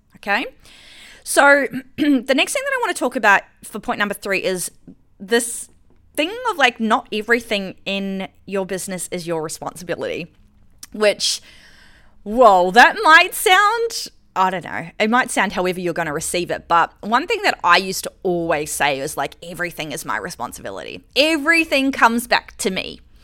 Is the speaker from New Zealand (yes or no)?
yes; New Zealand; moved away as an adult; now in Australia; I lived in New Zealand, I'm from New Zealand. And so I came to Australia when I was, like, twenty-four.